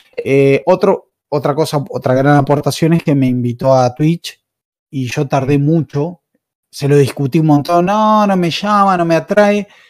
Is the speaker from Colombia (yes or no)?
no; Argentina; soy de Argentina